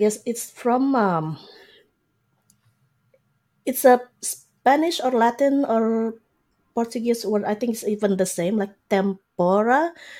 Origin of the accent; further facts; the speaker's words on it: Indonesia; moved away as an adult; now in Canada; I grew up in Indonesia.